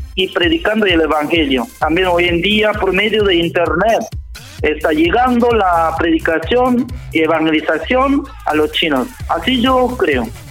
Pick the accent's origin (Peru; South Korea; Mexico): South Korea; Spanish is a second language; moved away as an adult; also born or lived in Jamaica / Central America / South America; now in Santiago, Chile; siendo como extranjero, siendo coreano